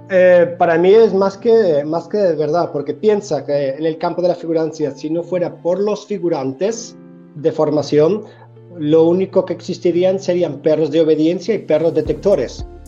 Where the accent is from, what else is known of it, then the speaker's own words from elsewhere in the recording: Spain; moved away as an adult; now in Sweden; de mi tierra, de España